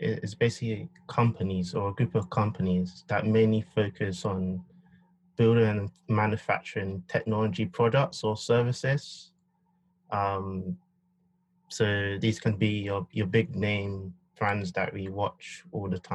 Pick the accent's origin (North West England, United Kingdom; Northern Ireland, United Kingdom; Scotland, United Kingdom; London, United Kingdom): London, United Kingdom; I was born and raised in Southwest London.